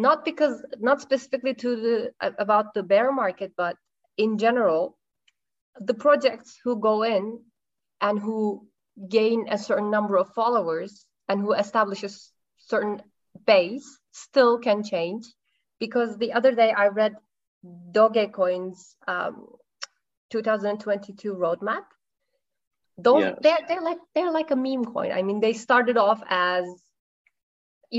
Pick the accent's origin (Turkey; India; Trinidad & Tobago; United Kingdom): Turkey; I am Turkish